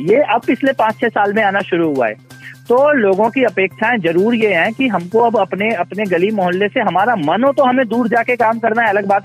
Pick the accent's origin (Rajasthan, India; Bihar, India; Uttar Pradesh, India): Uttar Pradesh, India; मैं क्योंकि खुद पूर्वांचल से हूँ मनीष जी